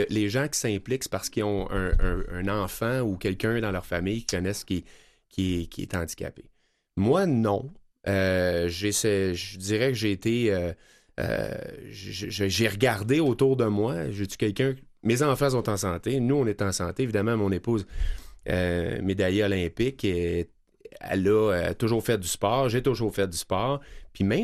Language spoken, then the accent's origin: French; Cowansville, Quebec, Canada; c'est une fondation qui est à Knowlton, en Bromissiquois, puis, puis je, viens de là, je viens de Coandiville.